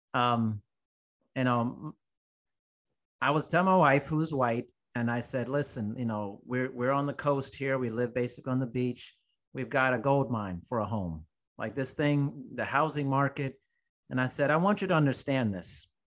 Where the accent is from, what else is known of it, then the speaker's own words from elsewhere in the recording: United States; as an American